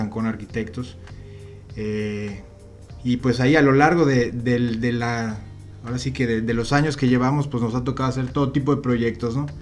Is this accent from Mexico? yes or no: yes; Yucatán, Mexico; nosotros que somos yucatecos